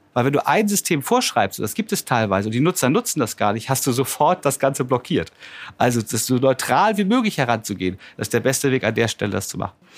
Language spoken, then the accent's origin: German; Germany; wir hier als Deutsche oder als Europäer